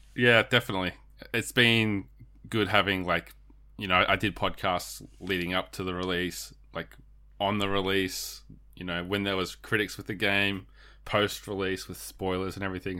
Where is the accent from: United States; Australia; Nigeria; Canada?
Australia; we're Australian.